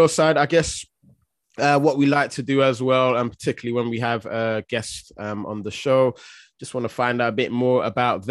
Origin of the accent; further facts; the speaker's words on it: London, United Kingdom; me and Jax are, of course, London as well